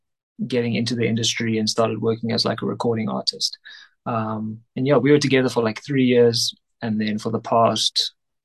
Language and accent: English; Cape Town, Western Cape, South Africa; moved away as an adult; now in Johannesburg, South Africa; I'm originally from Cape Town, but I moved up here, I think 6, 7 years ago.